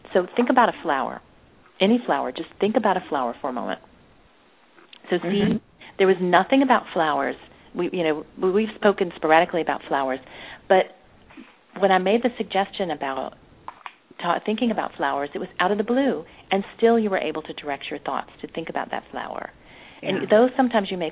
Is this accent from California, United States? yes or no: no; Nashville, Tennessee, United States; I grew up in Nashville, Tennessee